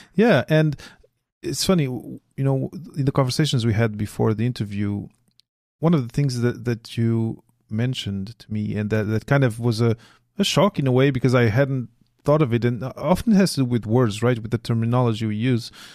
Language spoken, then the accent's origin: English; Portugal; now in Quebec, Canada; I come from Portugal originally